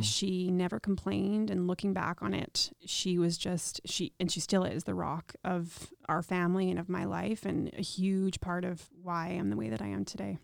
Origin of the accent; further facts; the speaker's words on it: Regina, Saskatchewan, Canada; I was born and raised here in Regina